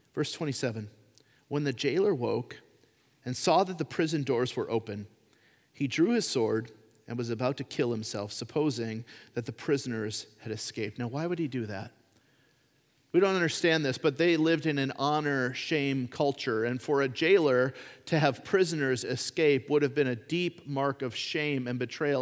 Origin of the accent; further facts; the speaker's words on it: United States; being an American citizen. I am one